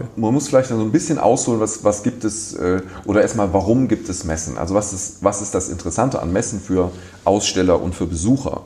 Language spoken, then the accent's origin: German; Düsseldorf, North Rhine-Westphalia, Germany; also born or lived in Cologne; ich bin in Düsseldorf geboren